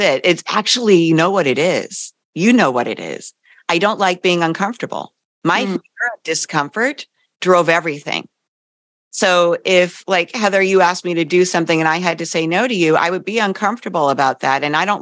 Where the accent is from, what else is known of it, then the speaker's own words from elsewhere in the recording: East Coast, United States; I grew up on the East Coast